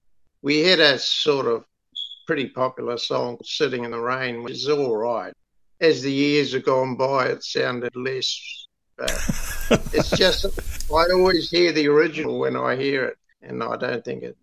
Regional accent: Kawakawa Bay, Auckland, New Zealand; Kawakawa Bay, which is sort of just about 45 minutes south of Auckland City. I always make a point of saying I'm not from Auckland if I go out of somewhere.

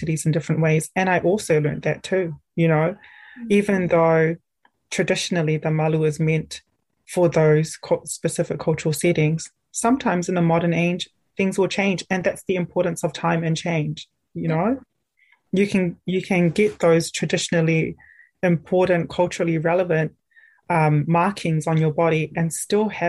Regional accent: Auckland, New Zealand; moved away as an adult; now in Dunedin, New Zealand; I grew up grew up in Auckland in a very urban place

